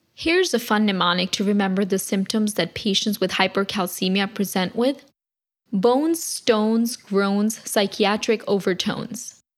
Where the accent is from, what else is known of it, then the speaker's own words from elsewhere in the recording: New Jersey, United States; my home state, New Jersey